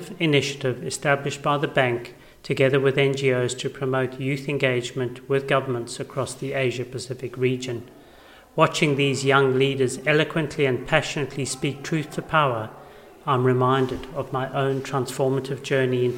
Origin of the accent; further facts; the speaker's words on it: South Africa; I went to schools where only English-speaking white children were allowed